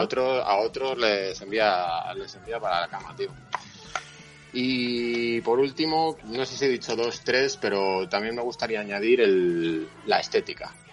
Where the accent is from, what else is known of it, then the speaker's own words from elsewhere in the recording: Valladolid, Castile and León, Spain; soy de Valladolid